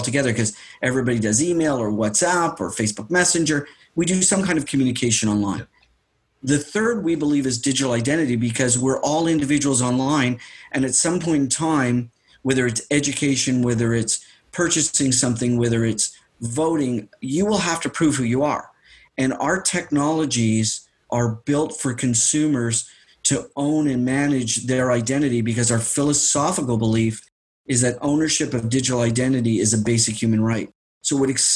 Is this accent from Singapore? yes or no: no; Canada; As a Canadian, I'm a very proud Canadian